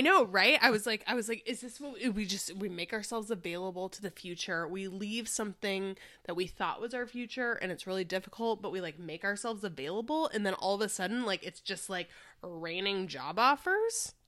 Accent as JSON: {"language": "English", "town": "Chicago", "region": "Illinois", "country": "United States", "tie": "born or raised there", "moved": "yes", "said": "I grew up in Chicago"}